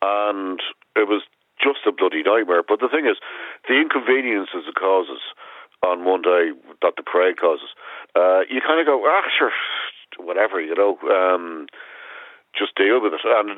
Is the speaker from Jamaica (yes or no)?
no; Ireland; There's the one we have in Ireland